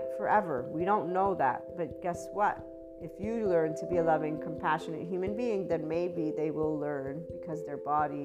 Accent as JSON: {"language": "English", "country": "United States", "said": "I am American"}